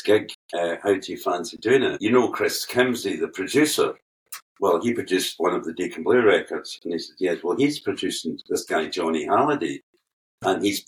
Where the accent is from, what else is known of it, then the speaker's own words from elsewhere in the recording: Prestwick, Scotland, United Kingdom; also born or lived in Glasgow; from Prestwick in the west coast of Scotland. I'm actually from Glasgow.